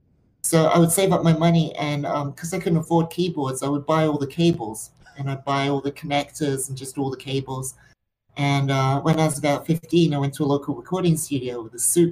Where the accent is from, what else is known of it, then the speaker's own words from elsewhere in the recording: England, United Kingdom; also born or lived in Middle East; growing up so far away from where movies have traditionally been made in Hollywood, you know, growing up in the Middle East and growing up in England